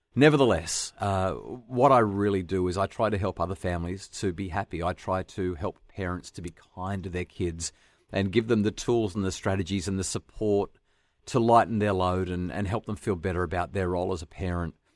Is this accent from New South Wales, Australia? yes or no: yes; New South Wales Central Coast, Australia; I grew up on the New South Wales Central Coast